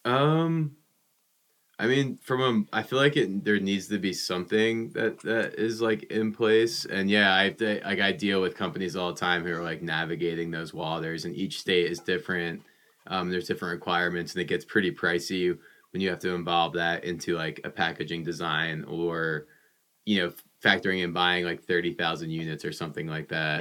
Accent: New Jersey, United States; I grew up in New Jersey

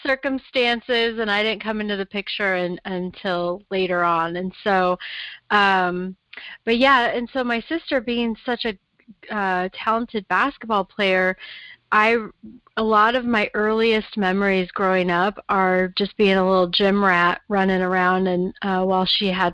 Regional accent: Portland, Oregon, United States; I was actually born in Portland. I grew up here, was born here.

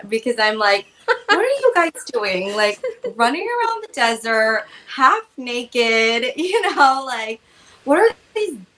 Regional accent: Oregon, United States; I'm from Oregon

